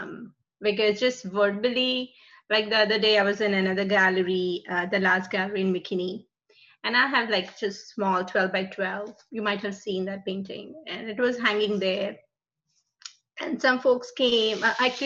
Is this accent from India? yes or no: yes; India; moved away; we were born and raised in India.